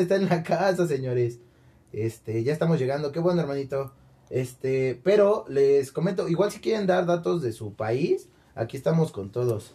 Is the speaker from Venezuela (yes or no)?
no; Mexico; Soy de México